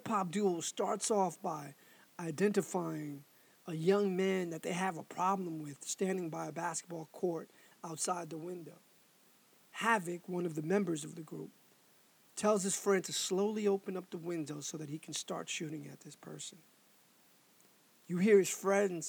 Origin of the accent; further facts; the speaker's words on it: New York City, New York, United States; I was also from Harlem, and at the time it was known as money-making Harlem